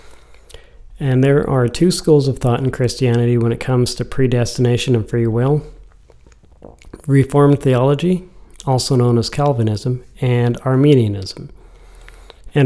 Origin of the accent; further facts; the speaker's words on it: United States; being an American